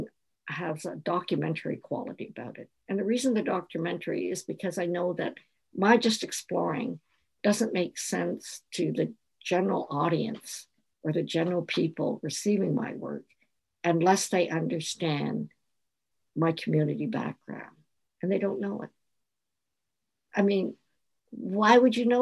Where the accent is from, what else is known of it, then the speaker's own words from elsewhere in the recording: Canada; I'm from Chinatown